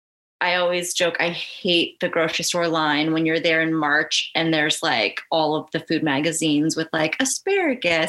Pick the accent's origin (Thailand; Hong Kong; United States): United States; just outside of Portland, Oregon; I grew up just outside of Portland